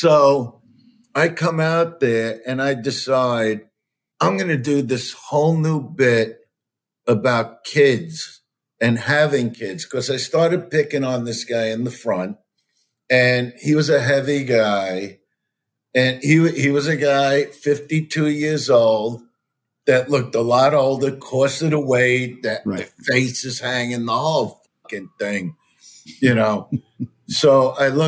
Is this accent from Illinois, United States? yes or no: no; New York City, New York, United States; I'm from Brooklyn, New York